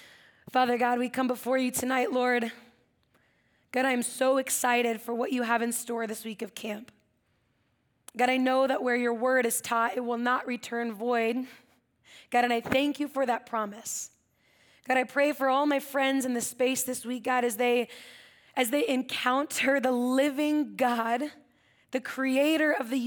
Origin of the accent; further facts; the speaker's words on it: Atascadero, California, United States; For those of you over here, I think you know I grew up in Atascadero. Yeah, do you guys know Atascadero?